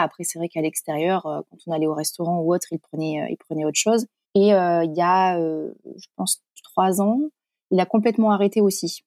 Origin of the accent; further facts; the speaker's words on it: Corrèze, Nouvelle-Aquitaine, France; moved away; also born or lived in Paris; Je suis originaire de la Corrèze.